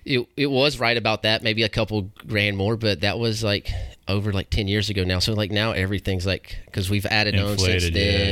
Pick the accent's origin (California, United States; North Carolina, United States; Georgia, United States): North Carolina, United States; Waynesville; Yeah, I grew up like in Waynesville.